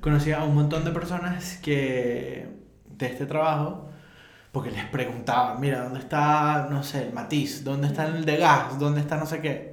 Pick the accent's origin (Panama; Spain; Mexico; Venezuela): Venezuela; moved away; en mi país, cuando no, en Venezuela